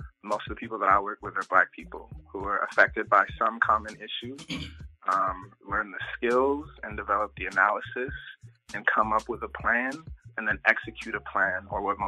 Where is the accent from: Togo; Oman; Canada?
Togo; moved away; also born or lived in Las Vegas; I was born in Togo, in West Africa.